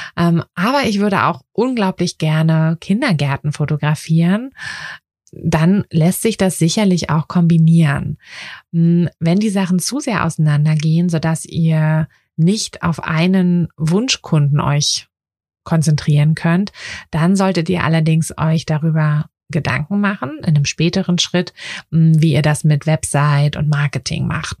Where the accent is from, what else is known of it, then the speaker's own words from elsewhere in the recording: Berlin, Germany; in meiner Heimatstadt, also in Berlin